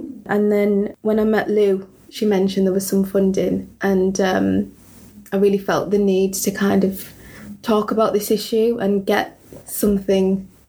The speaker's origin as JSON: {"language": "English", "town": "Middlesbrough", "region": "North East England", "country": "United Kingdom", "lives_now": "Darlington, United Kingdom", "said": "So I actually live in Darlington. I came from Middlesbrough, which is a very diverse town, and I've lived here for around 2.5 years now"}